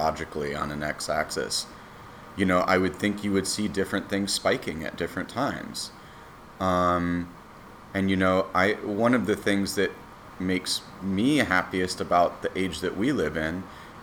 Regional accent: United States; my country

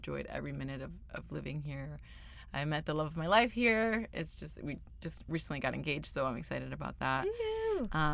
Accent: Florida, United States; moved away as an adult; also born or lived in Venezuela / California; now in Los Angeles, United States; I'm originally from Venezuela and moved to the United States when I was 8 years old and lived in Florida for a really long time, over 20 years

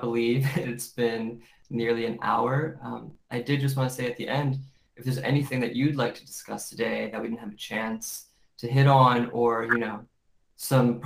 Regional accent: United States; growing up in America and a Western perspective

